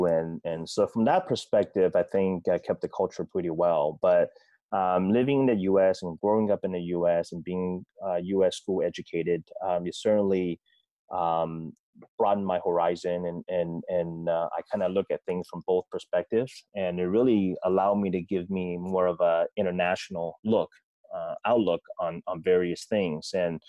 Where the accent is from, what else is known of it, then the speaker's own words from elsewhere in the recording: Federal Way, Washington, United States; I grew up down in Federal Way. Mm-hmm. You know, back then it was a small town. Now it's a city.